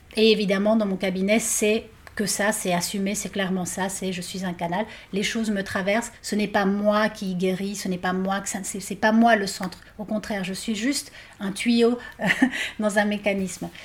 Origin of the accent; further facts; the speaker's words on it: Argentina; moved away; je viens d'Argentine